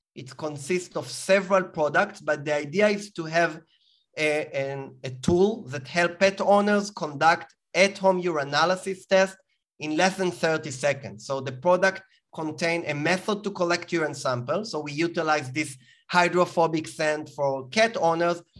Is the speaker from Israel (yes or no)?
yes; Israel; as you can hear from my accent, I was born in Israel